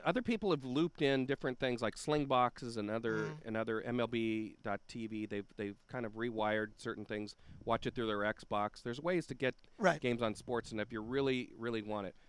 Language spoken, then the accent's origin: English; Los Angeles, California, United States; growing up in Los Angeles